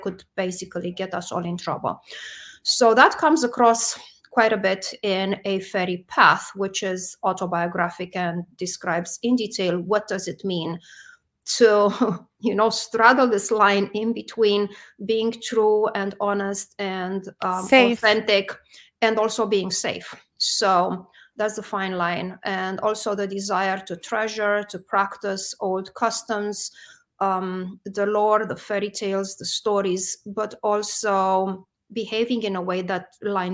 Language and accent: English; Romania; moved away as an adult; now in United States; I am originally from Romania. I grew up in Romania and only came to the United States much later